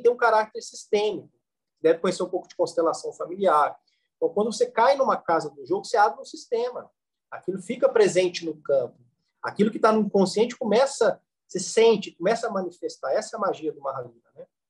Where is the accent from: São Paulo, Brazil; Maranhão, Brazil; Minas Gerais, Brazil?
Minas Gerais, Brazil; Varginha; Eu sou de Varginha, né? Nascido em Varginha